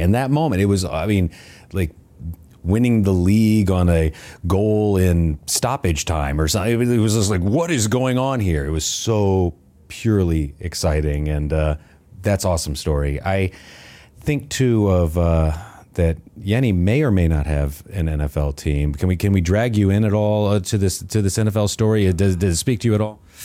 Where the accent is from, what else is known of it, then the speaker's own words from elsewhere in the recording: United States; as an American